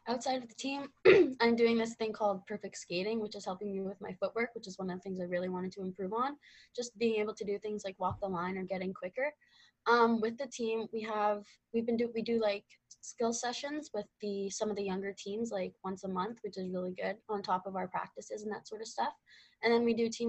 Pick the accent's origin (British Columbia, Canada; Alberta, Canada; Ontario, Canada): Ontario, Canada; Ottawa; Yeah, so I'm from Ottawa, Ontario. I just kind of grew up being in Canada.